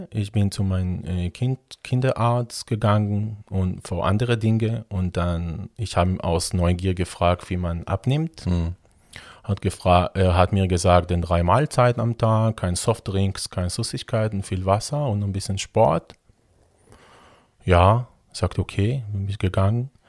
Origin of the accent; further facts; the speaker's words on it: Israel; now in Germany; Ja, also ich bin ähm, in Israel ähm, aufgewachsen. Ähm, in der Nähe von Tel Aviv.